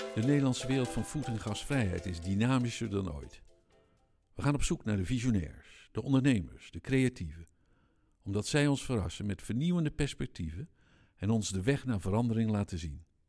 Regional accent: North Brabant, Netherlands; now in Achterhoek, Netherlands; ik kom uit Brabant

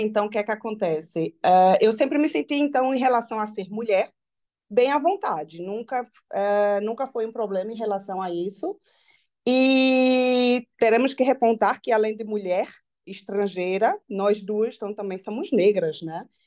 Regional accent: Brazil; moved away; eu sou brasileira

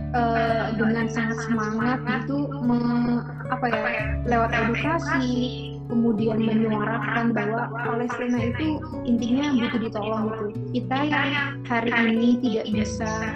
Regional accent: Indonesia; kita orang-orang Indonesia

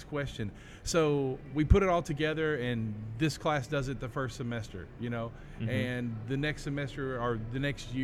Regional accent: Hope, Arkansas, United States; We're from Arkansas. we're from Hope, Arkansas.

